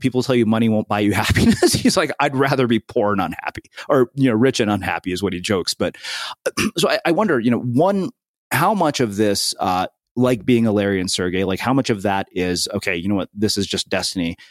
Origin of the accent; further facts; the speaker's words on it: India; I'm an Indian person